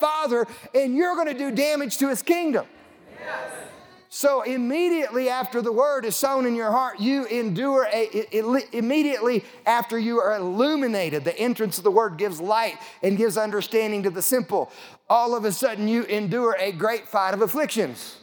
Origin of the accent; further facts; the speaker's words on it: Lamar, Colorado, United States; I grew up in southeast Colorado. I grew up in May Valley. It's about 10 miles north of Lamar, Colorado.